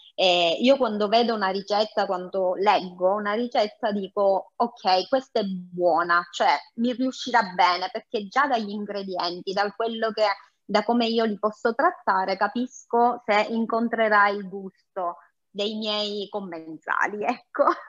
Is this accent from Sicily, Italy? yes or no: yes; Sicily, Italy; io sono siciliana